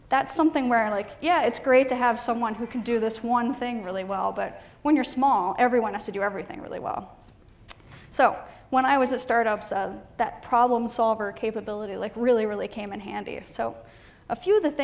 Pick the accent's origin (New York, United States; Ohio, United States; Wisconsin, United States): Ohio, United States; moved away; I'm from Ohio originally